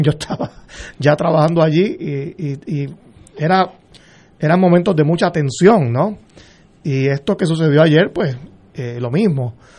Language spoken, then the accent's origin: Spanish; Puerto Rico; como todo puertorriqueño